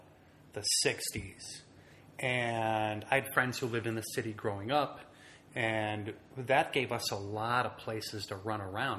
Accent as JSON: {"language": "English", "town": "Detroit", "region": "Michigan", "country": "United States", "tie": "born or raised there", "said": "Detroit had started to empty out already at that point."}